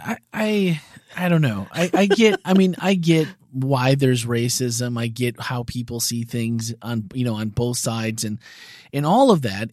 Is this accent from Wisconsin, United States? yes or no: yes; Green Bay, Wisconsin, United States; moved away as an adult; was born and raised in Titletown, Wisconsin, Green Bay, Wisconsin. Yep. 29 years lived there